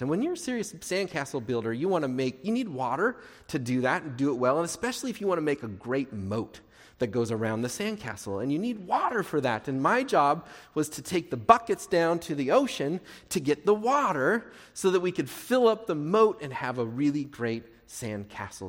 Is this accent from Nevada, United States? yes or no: no; Portland, Oregon, United States; I grew up in Portland